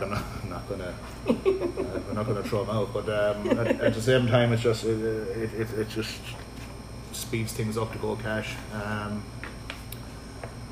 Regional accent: Limerick, Munster, Ireland; moved away as an adult; now in United States; I grew up in Limerick. I spent, you know, the first 20-odd years of my life

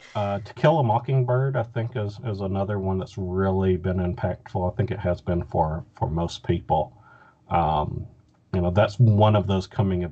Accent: Southern United States, United States; but it's just as much about growing up. Growing up in the South, And, you know, I think that's just, you know, those kind of stories really resonate with me.

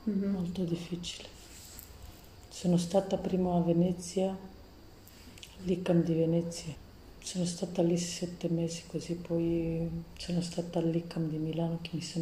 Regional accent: Romania; Italian is a second language; now in Italy; ho tre figli, una di 15 anni, l'altra di 10 e una di 6 anni deve compiere a luglio. Sono da Romania e mi trovo qui.

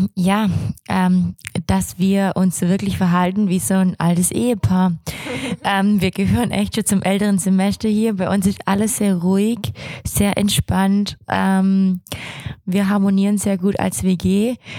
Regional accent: Swabia, Germany; ich bin Schwabe

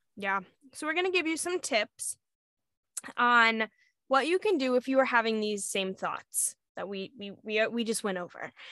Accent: Arizona, United States; moved away; I was in Arizona because I lived in Arizona for a long time

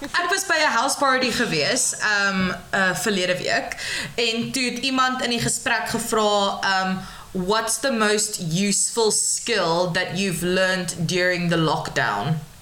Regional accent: George, Western Cape, South Africa; ek van George af kom en ek was nog altyd tussen die berge en die see

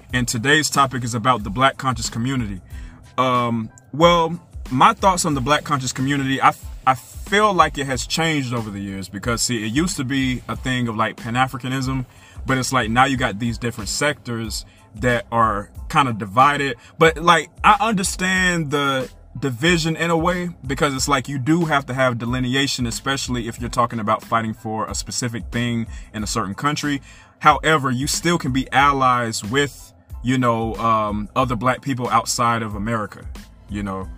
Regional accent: United States; I'm not Haitian. I'm American

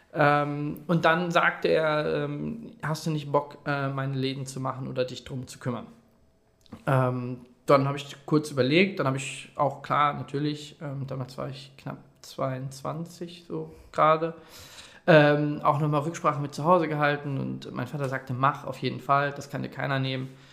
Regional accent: Detmold, North Rhine-Westphalia, Germany; ich komme gebürtig aus Detmold

